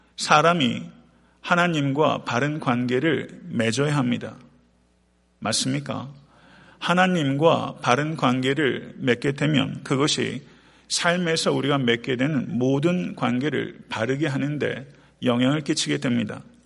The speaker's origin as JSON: {"language": "Korean", "country": "South Korea", "moved": "yes", "lives_now": "United States", "said": "태평양을 건너서 미국에 살고 있는 우리로서 고국과 사랑하는 조국과 일정 정도의 거리를 떨어져 있는 우리로서"}